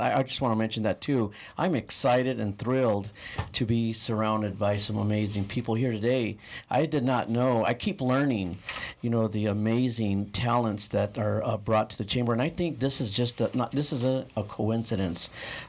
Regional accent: San Manuel, Arizona, United States; It's a little town, just north of here, a little mining town.

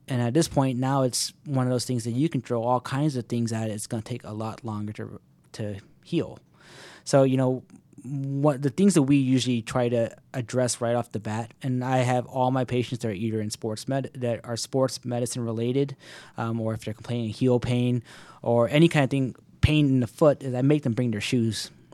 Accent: Alpharetta, Georgia, United States; moved away as an adult; also born or lived in Miami / Washington, D.C. area; moved right back to my hometown of Alpharetta

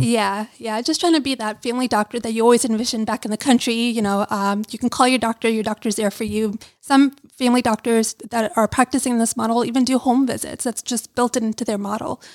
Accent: New York City, New York, United States; I grew up in Brooklyn, New York

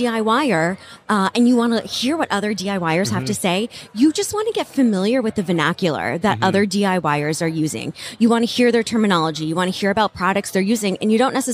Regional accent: New Jersey, United States; We are both from New Jersey.

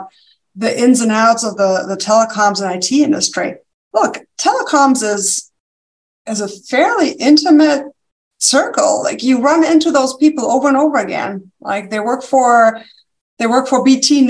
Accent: Germany; accent: German; English is a second language; moved away as an adult; now in United States; there's a slight accent. It's German. Yes. Okay. Yeah, it's German

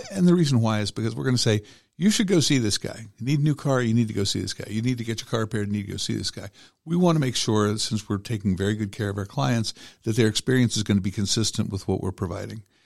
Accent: Cobb County, Georgia, United States; I grew up in Georgia. I've been here since I was five years old, so it's been a long, long, long time. Um, grew up in Cobb County

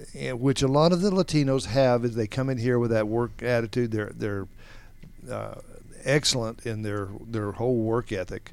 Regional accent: Atlanta, Georgia, United States; Growing up around Atlanta area, everything is at least a half an hour away

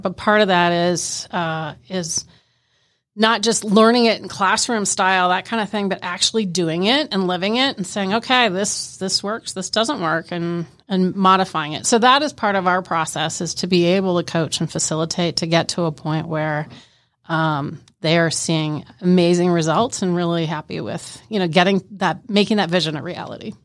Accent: Canada; I'm Canadian

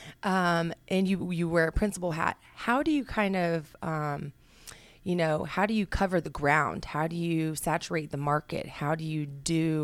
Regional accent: Newnan, Georgia, United States; I hail from Noonan, Georgia

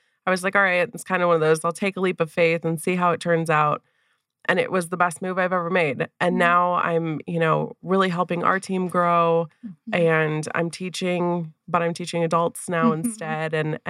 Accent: Wisconsin, United States; born and raised in Wisconsin

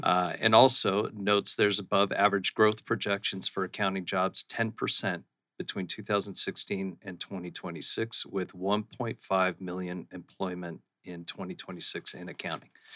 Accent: Scottsdale, Arizona, United States; also born or lived in Austin, Texas / Phoenix, Arizona; I grew up in central Scottsdale, right down by Scottsdale Fashion Square

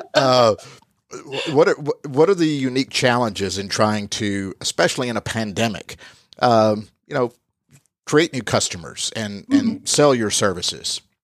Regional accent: the South, United States; that's what we say down south.

